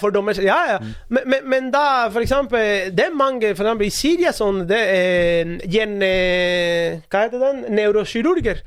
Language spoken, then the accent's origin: Norwegian; Cuba; Norwegian is a second language; moved away as an adult; now in Norway; jeg kommer fra Cuba